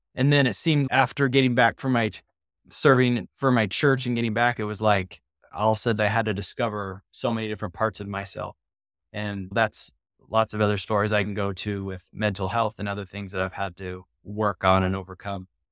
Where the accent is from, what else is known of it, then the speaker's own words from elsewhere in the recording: Southern California, United States; I grew up in Southern California is where I grew up